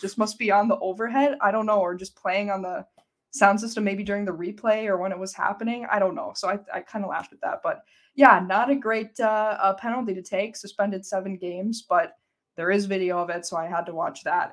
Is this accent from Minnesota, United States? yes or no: yes; St. Cloud, Minnesota, United States; I'm from Saint Cloud. I went to Saint Cloud